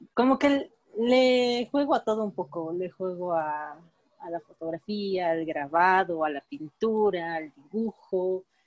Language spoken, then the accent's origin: Spanish; Villahermosa, Tabasco, Mexico; moved away; yo soy de Villahermosa, Tabasco. sí, vengo muy